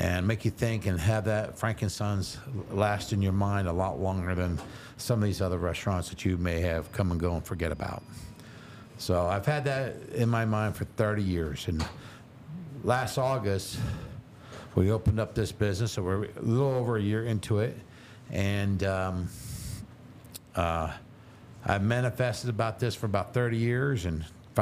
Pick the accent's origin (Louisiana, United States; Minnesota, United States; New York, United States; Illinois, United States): New York, United States; Long Island; also born or lived in Pittsburgh, Pennsylvania; now in Las Vegas, United States; But I grew up on Long Island, New York, when I was a child